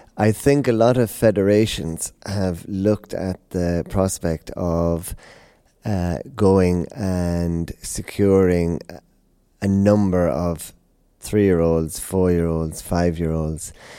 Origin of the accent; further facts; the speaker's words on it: Tipperary, Munster, Ireland; now in Hickstead, United Kingdom; coming from Ireland, uh, Tipperary, we had the pony club and uh, hunting